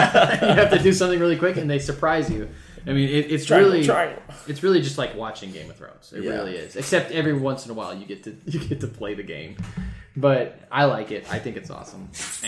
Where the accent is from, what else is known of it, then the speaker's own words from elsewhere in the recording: United States; Because we're American.